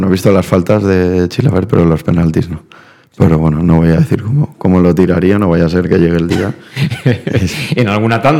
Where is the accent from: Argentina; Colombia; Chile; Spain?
Argentina; venimos de Argentina y, en eso sí que, sí que me, les doy las gracias, al final me siento argentino.